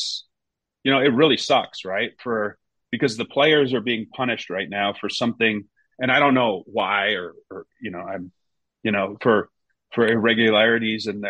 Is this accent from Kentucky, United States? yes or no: no; Seattle, Washington, United States; moved away as an adult; also born or lived in Reading, England; playing another 4 years, with the Sounders. And that was, you know, it's where my professional career started. It's my hometown